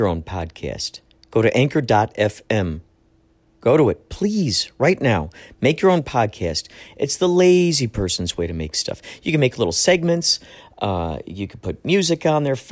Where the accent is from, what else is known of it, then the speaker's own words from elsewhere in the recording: Carol Stream, Illinois, United States; I grew up in Carroll Stream, Illinois